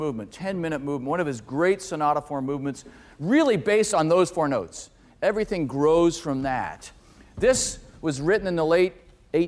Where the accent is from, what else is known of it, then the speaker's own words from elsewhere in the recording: Canada; growing up in Canada